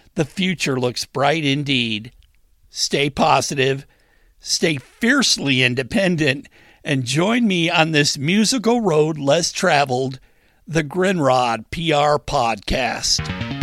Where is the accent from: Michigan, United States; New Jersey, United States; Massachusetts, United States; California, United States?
Michigan, United States; Westland; moved away as an adult; now in Springfield, United States; I grew up in Westland, Michigan, in Wayne County.